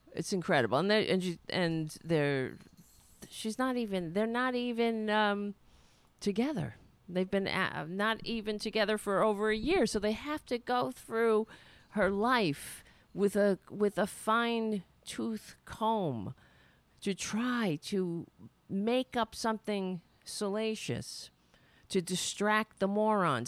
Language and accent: English; Brooklyn, New York, United States; also born or lived in Queens; I was born in Brooklyn